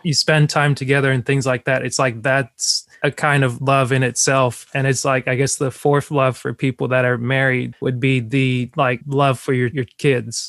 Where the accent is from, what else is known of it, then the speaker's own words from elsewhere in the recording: Cameroon; moved away; my main nickname growing up in Cameroon and around my parents has always been …